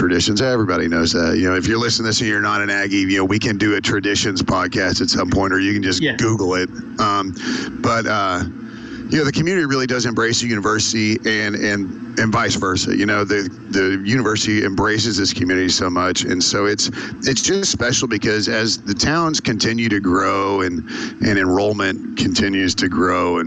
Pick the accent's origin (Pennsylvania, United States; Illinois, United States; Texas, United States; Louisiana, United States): Texas, United States; Spring; also born or lived in College Station, Texas; Spring's where I'm from. And I grew up there my whole life, except for the first 8 months of my life.